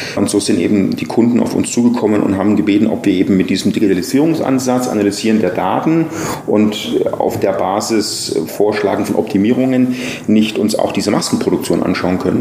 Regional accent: near Nuremberg-Erlangen, Bavaria, Germany; moved away as an adult; now in Taiwan; ich bin aufgewachsen in der Nähe von Nürnberg-Erlangen.

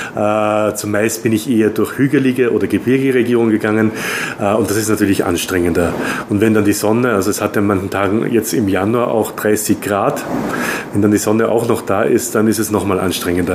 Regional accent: Austria; now in Taiwan; Ich bin Österreicher

